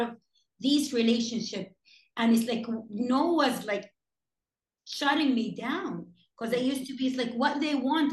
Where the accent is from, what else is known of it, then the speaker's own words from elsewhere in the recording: Jeddah, Makkah Province, Saudi Arabia; my hometown Jeddah